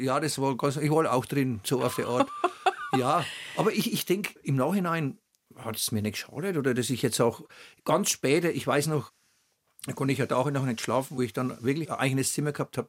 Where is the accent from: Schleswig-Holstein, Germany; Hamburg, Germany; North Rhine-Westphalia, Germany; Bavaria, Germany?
Bavaria, Germany; Oberschwarzach; accent: Franconian; Ich wurde in Oberschwabach geboren, auf dem Kanapee, um halb acht.